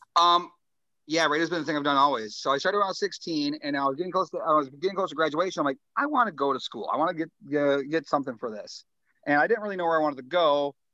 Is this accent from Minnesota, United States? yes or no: yes; Springfield, Minnesota, United States; I'm from Springfield, the hometown